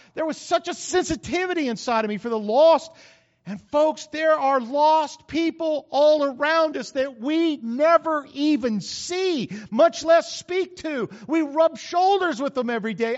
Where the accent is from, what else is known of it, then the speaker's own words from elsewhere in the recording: New Mexico, United States; moved away; I grew up in New Mexico